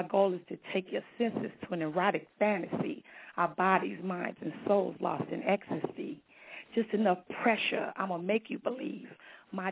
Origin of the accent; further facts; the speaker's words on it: Long Beach, California, United States; I'm from Long Beach, California, repping the LBC